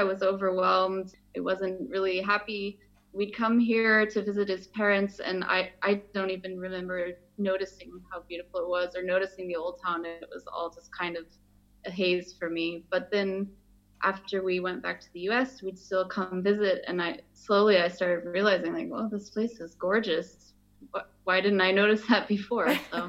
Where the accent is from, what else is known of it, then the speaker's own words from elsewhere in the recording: Arizona, United States; moved away as an adult; now in Görlitz, Germany; I'm from Arizona, and I've lived in Görlitz since December 2016.